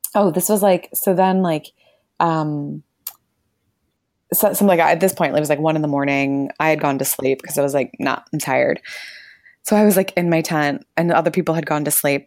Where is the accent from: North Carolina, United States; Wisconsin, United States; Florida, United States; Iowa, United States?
Florida, United States; now in New Zealand; we grew up in Florida, and so very warm year-round